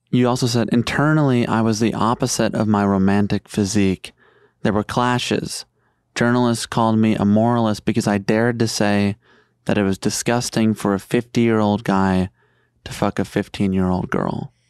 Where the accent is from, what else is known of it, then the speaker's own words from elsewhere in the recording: Chicago, Illinois, United States; I grew up in Chicago